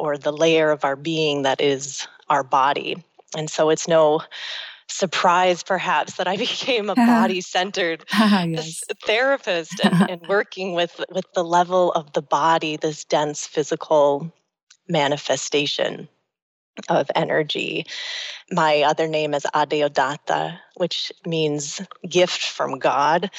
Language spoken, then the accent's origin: English; United States; growing up in the United States.